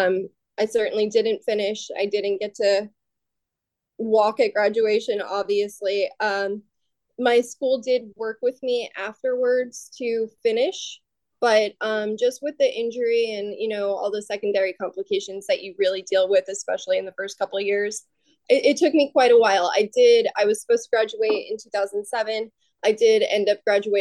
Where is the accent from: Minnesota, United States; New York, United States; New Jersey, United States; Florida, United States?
Florida, United States; I'm from Florida, close to the beach